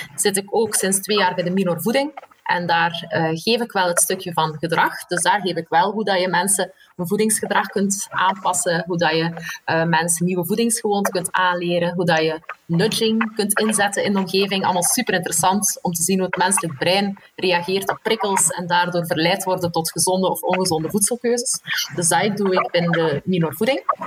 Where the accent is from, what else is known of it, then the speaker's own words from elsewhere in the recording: Belgium; moved away as an adult; also born or lived in Leuven; eigenlijk een Belg